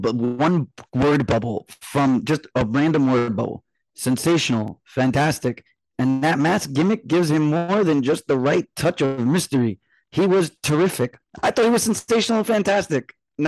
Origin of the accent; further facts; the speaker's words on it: New York City, New York, United States; it's really hard being a kid from Queens, a nerd from Queens